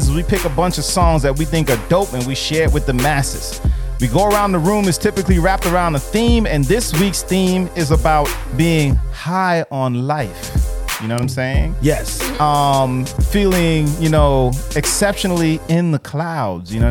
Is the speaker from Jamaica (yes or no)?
yes; Jamaica; y'all know I'm Jamaican.